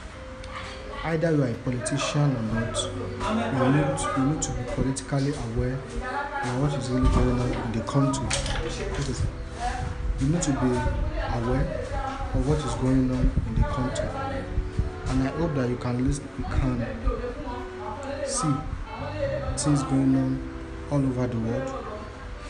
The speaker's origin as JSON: {"language": "English", "country": "Nigeria", "said": "I am a Nigerian"}